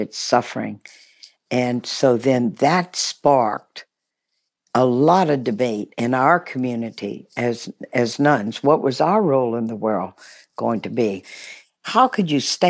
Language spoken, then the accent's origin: English; Baton Rouge, Louisiana, United States; also born or lived in New Orleans; Grew up in Baton Rouge, Louisiana